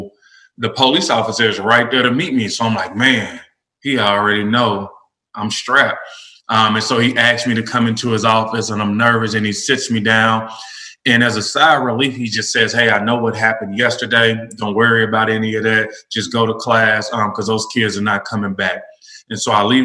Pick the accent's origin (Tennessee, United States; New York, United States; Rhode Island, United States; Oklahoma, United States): Tennessee, United States; Nashville; was born and raised in Nashville, elementary through college